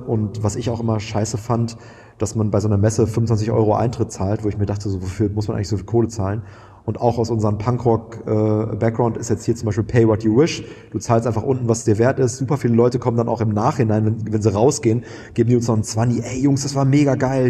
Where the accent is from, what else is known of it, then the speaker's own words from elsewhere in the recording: Münster, North Rhine-Westphalia, Germany; moved away as an adult; now in Hamburg, Germany; Ich komme aus Münster, aus einer, aus einer 70 Quadratmeter Wohnung mit meinem Zwillingsbruder und meiner alleinerziehenden Mama